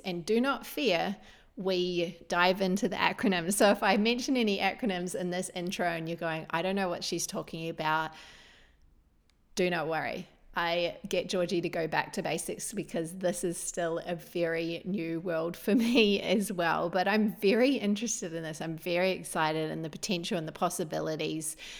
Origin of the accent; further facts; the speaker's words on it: New Zealand; moved away as an adult; now in Australia; I came from New Zealand at nineteen